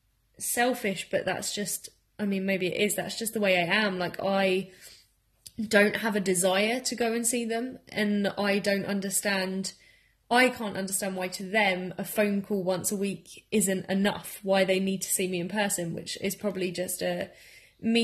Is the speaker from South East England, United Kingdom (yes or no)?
yes; Margate, South East England, United Kingdom; now in Bournemouth, United Kingdom; I also live in Bournemouth and I'm from Margate